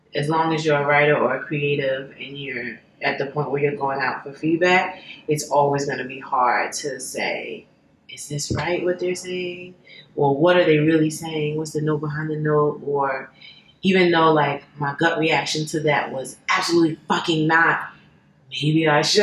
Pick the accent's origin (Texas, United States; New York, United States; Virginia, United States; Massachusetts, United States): New York, United States; I'm from New York